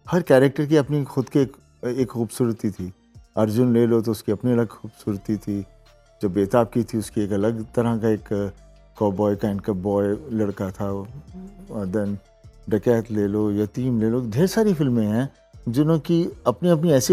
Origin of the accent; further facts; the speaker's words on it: Punjab, India; जो हम पंजाबी लोग होते हैं सब में कला है